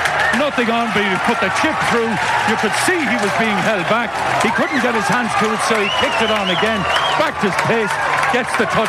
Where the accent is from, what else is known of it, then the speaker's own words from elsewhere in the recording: Connacht, Ireland; we're from Connacht and we love Connacht.